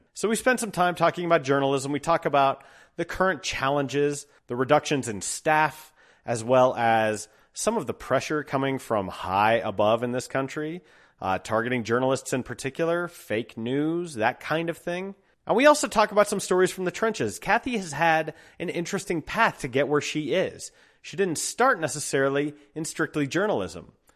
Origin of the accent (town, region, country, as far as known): Colorado, United States; born or raised there